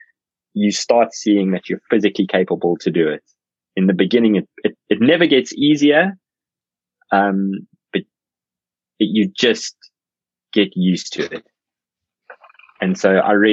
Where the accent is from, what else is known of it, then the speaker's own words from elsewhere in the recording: South Africa; I'm South African